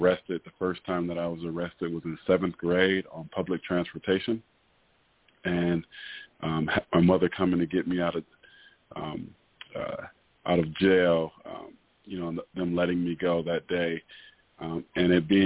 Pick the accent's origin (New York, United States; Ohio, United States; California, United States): Ohio, United States; Cleveland; living in Cleveland, growing up in Cleveland